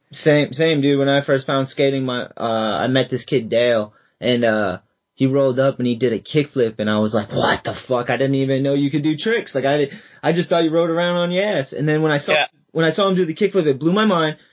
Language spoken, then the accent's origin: English; Boston, Massachusetts, United States; I'm from Boston